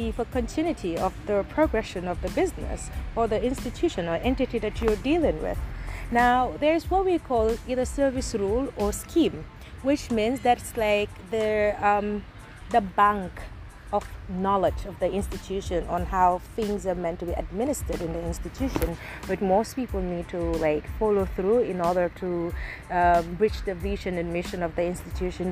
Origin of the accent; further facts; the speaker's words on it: Gambia; My mother is a migrant from Nigeria, but I was born and raised in the Gambia